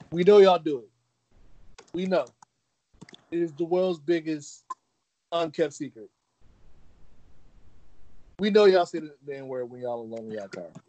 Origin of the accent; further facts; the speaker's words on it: Brooklyn, New York, United States; also born or lived in Atlanta / Charleston; I always say I'm from Brooklyn. Um, Charleston was my home for a long time. You know, Atlanta raised me, but I I kind of you know for a little part, but Charleston definitely kind of made me into a man.